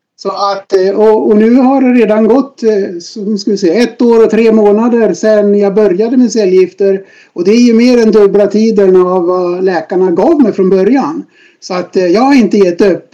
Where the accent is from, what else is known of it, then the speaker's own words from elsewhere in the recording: Dalarna County, Sweden; moved away as an adult; now in Stockholm, Sweden; född och uppvuxen i Dalarna, ute på landet i en eh, liten by i Sverige